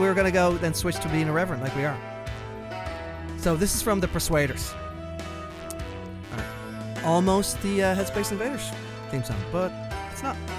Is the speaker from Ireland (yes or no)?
yes; Ireland; as a poor boy growing up in Ireland